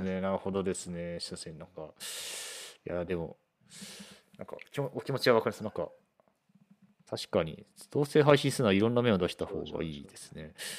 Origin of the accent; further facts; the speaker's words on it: Toyohashi, Aichi, Japan; now in Fukuoka, Japan; 私のまあ豊橋の、うん、まあ、豊橋技科大がある豊橋の出身なんで、まあ、実家もそこ